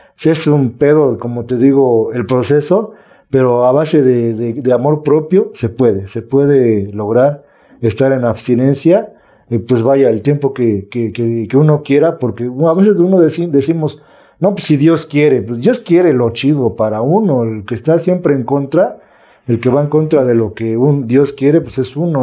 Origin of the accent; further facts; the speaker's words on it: Mexico City, Mexico; also born or lived in Azcapotzalco, Mexico City; Soy de aquí de la Ciudad de México, de, la delegación o municipio que ahora es Milpalta, adelante Xochimilco.